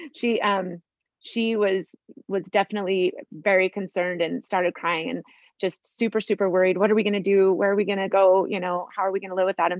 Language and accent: English; Sandy, Utah, United States; I grew up in Sandy, Utah. I lived there my whole life